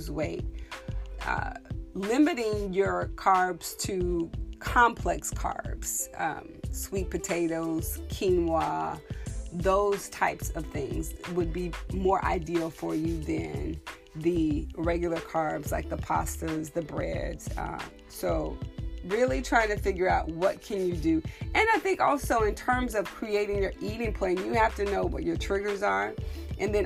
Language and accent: English; Texas, United States; I'm from Texas